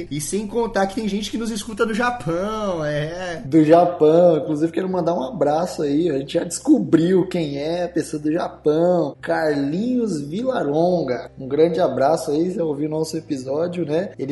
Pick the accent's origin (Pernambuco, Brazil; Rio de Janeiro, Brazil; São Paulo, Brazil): São Paulo, Brazil; da Vila Carrão. Salve Zona Leste, é nós aí.